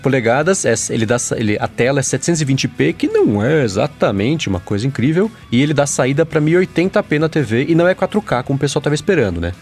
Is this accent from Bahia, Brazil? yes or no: no; São Paulo, Brazil; eu que sou de São Paulo